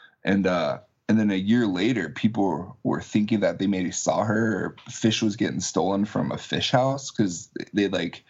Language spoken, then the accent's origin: English; Arlington, Washington, United States; also born or lived in Alaska; I was born in Alaska. My parents were teachers. And so my dad got a job as a principal down here. So he moved down here to Arlington when I was in the third grade.